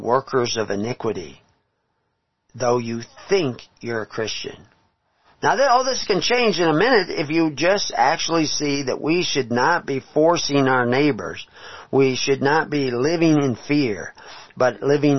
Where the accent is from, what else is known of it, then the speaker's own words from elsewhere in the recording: Texas, United States; moved away; I was from Texas